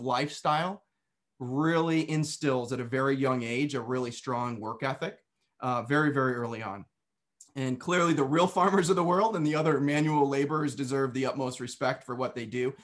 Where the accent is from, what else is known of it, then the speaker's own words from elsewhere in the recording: Western New York, United States; I was, uh, born and raised in New York. Now, when most people hear New York, they think of New York City. However, um, where I lived was about as far away from New York City as you could get and still be in New York, right on the border of Pennsylvania and Western New York